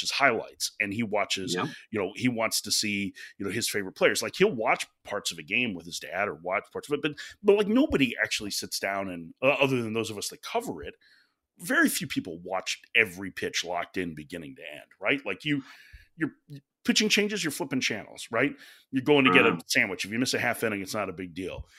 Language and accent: English; Chicago, Illinois, United States; I grew up in Chicago